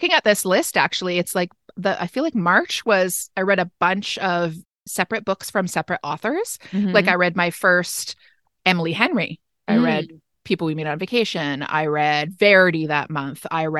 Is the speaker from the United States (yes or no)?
no; Canada; And I'm Canadian.